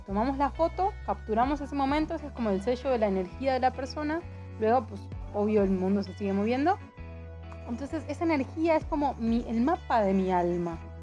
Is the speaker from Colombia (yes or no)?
no; Argentina; moved away as an adult; also born or lived in Mexico; soy de Argentina, tengo 30 años, vivo viajando, enamorada de México hace 3 años